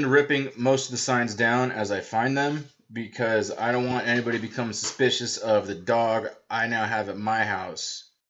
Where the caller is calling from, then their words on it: Atlanta, Georgia, United States; I'm calling from Atlanta, Georgia. As you might be able to tell from my accent.